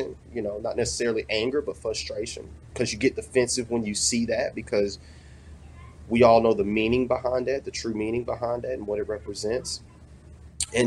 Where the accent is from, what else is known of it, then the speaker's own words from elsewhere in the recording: the South, United States; now in Mississippi, United States; I grew up in the South